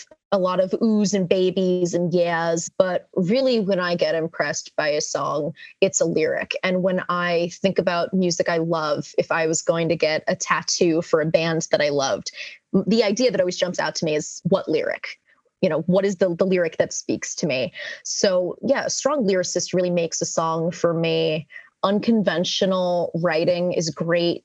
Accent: New Jersey, United States; moved away as an adult; also born or lived in Philadelphia

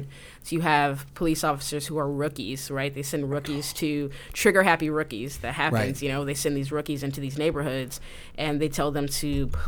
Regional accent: Chicago, Illinois, United States; I'm from the South Side

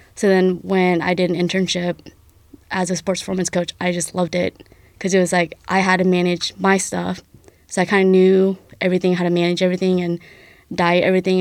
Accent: Dakota City, Nebraska, United States; to be technical, I'm from Dakota City. I just went to South City High School

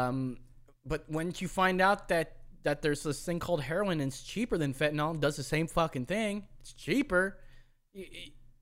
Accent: California, United States; moved away; I come from California where you can buy liquor till 2 a.m.

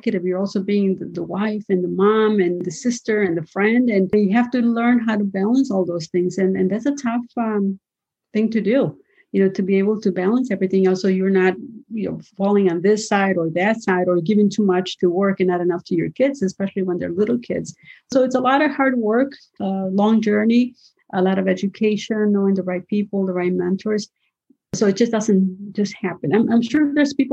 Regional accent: Mexico; moved away; I was from Mexico

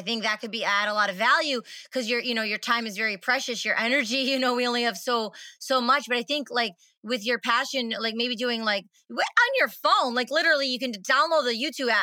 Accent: 30 minutes from Detroit, Michigan, United States; I'm from Michigan, 30 minutes from Detroit, and there's a lot of inner city kids and there's a lot of people right here in Michigan where I'm from

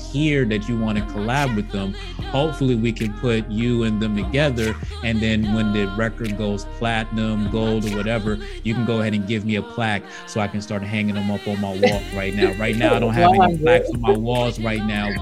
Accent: East Coast, United States; I'm from the East Coast

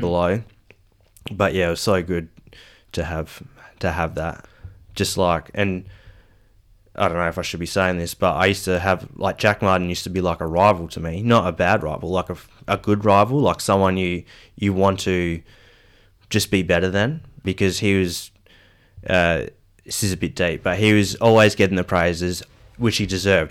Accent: Perth, Western Australia, Australia; also born or lived in Geraldton; I'm from Perth. So, yeah, grew up in Perth until I was ten years old.

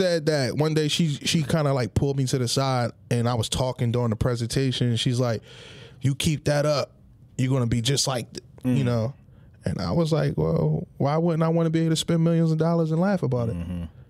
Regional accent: Atlantic City, New Jersey, United States; growing up in Penny Village is one of the worst projects in Atlantic City.

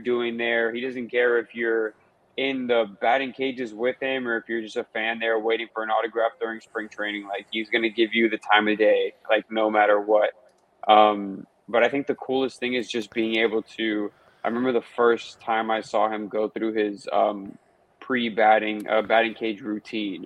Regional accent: Miami, Florida, United States; being born and raised in Miami

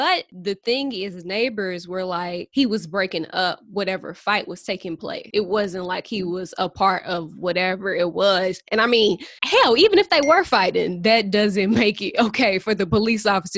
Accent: St. Louis, Missouri, United States; I'm from St. Louis

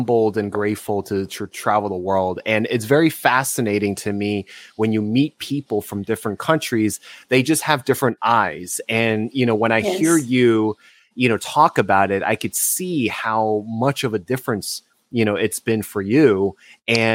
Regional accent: United States; me and my sister were born, you know, in the United States. So we grew up as American

